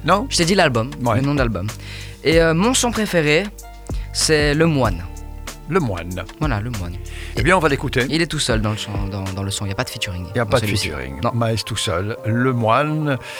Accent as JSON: {"language": "French", "country": "Belgium", "said": "nous sommes pas français, nous sommes belges, mais on mhm. parle français"}